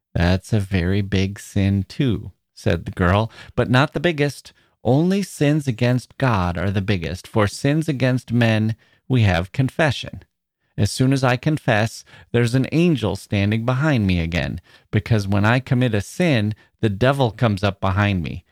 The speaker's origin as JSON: {"language": "English", "region": "Wisconsin", "country": "United States", "tie": "born or raised there", "also_born_or_lived": "Chicago", "moved": "yes", "said": "I was from Wisconsin"}